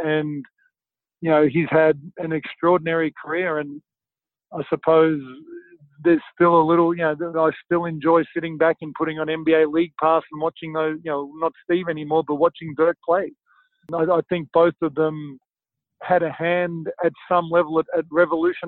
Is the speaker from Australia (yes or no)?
yes; Australia; moved away as an adult; also born or lived in Chicago; that's my home country